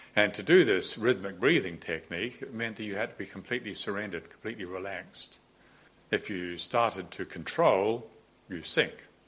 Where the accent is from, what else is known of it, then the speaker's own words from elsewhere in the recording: New Zealand; moved away; all the time growing up in New Zealand I'd spent in the ocean